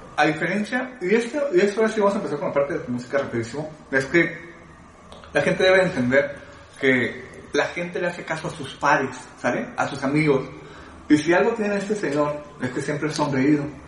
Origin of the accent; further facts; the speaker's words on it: Guadalajara, Jalisco, Mexico; yo soy de Guadalajara y por cuestiones del destino me tocó nacer en la, en la colonia más pobre de Guadalajara